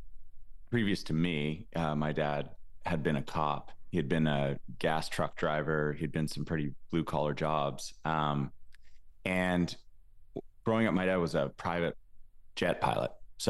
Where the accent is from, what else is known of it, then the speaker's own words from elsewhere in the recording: Alberta, Canada; I grew up in a podunk, weird little town in Alberta, Canada.